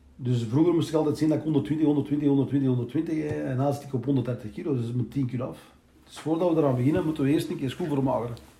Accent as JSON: {"language": "Dutch", "country": "Belgium", "tie": "born or raised there", "also_born_or_lived": "Turkey (ancestry)", "said": "ik ben eh, geboren hier in België"}